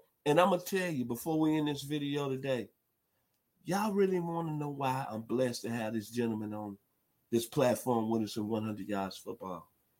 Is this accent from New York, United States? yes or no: no; Memphis, Tennessee, United States; 1976 in my hometown of Memphis, Tennessee